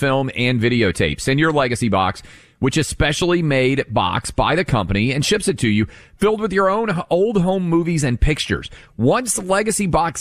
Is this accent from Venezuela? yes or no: no; Tennessee, United States; my home state of Tennessee, right in Chattanooga, where my mom and all of her family grew up